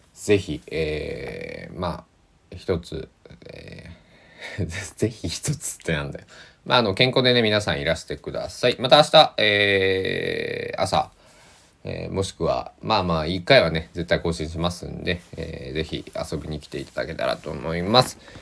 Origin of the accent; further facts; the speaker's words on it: Kochi, Japan; moved away; also born or lived in Susaki, Kochi; 高知県なんか僕の生まれ育ったところは